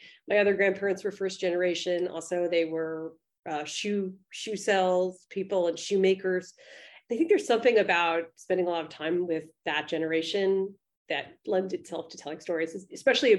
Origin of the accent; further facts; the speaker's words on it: New York City, New York, United States; I grew up in the East Village.